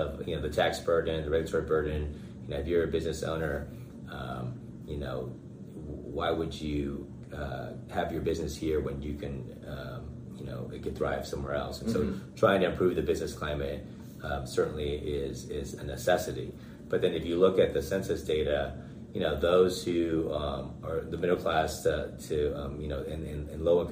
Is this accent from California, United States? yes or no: yes; Bakersfield, California, United States; This is the place that I was born and raised